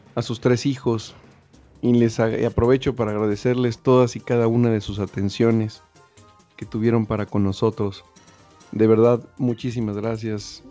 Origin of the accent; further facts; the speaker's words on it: Mexico; nosotros como mexicanos es un shock llegar a Estados Unidos